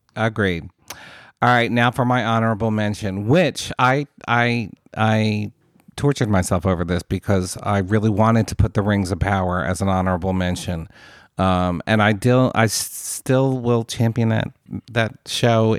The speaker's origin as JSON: {"language": "English", "country": "United States", "said": "as an American"}